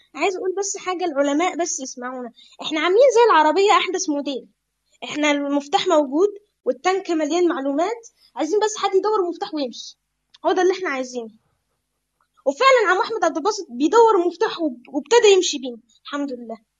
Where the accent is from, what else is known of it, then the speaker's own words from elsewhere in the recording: Egypt; انا من مصر عندي 11 سنه